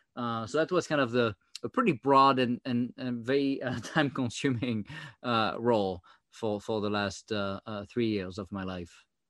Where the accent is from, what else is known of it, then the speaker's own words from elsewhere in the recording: France; accent: French; English is a second language; now in United States; my French accent